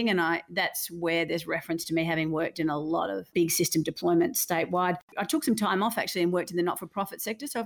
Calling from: Melbourne, Victoria, Australia; I'm joining you from Melbourne in lockdown, just enjoying uh, being very close with the family.

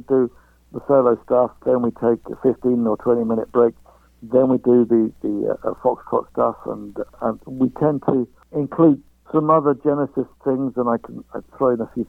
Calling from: London, United Kingdom; I'm calling from London, England.

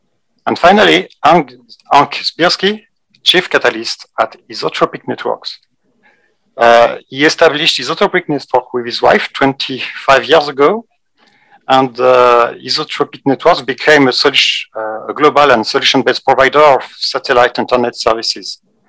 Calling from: Lyon, Auvergne-Rhône-Alpes, France; I'm Director of Technology and Standard at ATEME, and I'm streaming from Lyon, France.

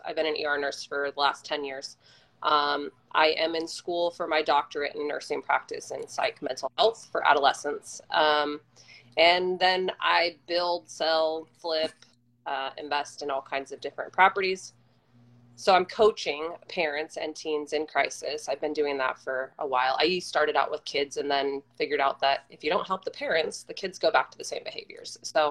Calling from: Temecula, California, United States; No, down by San Diego in Temecula.

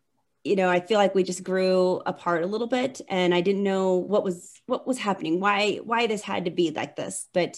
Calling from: Denver, Colorado, United States; I'm coming from Denver.

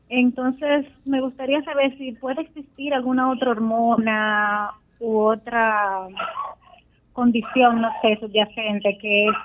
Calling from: Puerto Plata, Dominican Republic; de Puerto Plata.

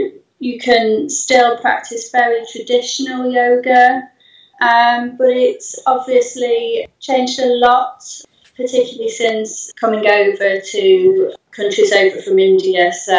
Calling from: Eastleigh, South East England, United Kingdom; I'm in Eastleigh, but I teach around Eastleigh, Chelmsford, Hedgend, all those sorts of places around here.

